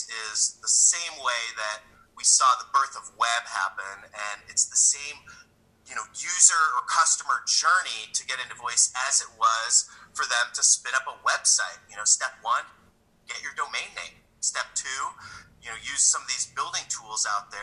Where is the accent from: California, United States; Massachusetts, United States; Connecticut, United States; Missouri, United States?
Missouri, United States; St. Louis; I'm from St. Louis